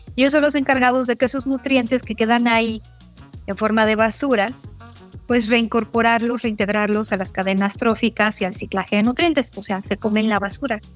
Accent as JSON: {"language": "Spanish", "country": "Mexico", "said": "como mexicanas, como mexicanos, donde sabemos que tenemos un país megadiverso"}